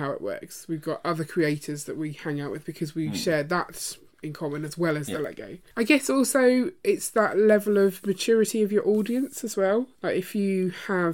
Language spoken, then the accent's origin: English; Croydon, London, United Kingdom; I was brought up in Croydon, and Croydon is in Surrey